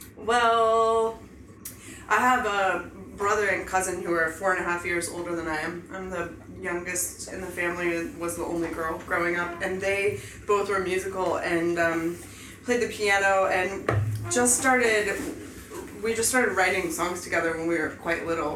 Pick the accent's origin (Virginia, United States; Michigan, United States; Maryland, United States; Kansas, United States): Kansas, United States; Salina; Nathan and I grew up in Salina, Kansas with one another